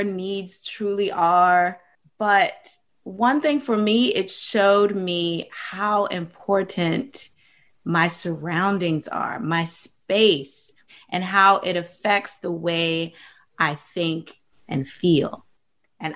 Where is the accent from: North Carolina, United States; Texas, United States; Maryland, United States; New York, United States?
Maryland, United States; I grew up in Maryland with a big family